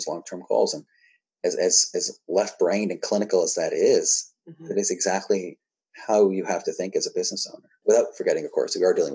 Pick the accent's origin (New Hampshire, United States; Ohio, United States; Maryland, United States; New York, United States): New Hampshire, United States; I'm also from New Hampshire